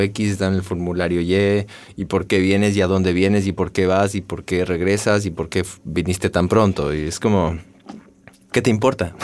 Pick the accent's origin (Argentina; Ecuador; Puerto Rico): Ecuador; moved away as an adult; ahí hasta mis 23, 24 años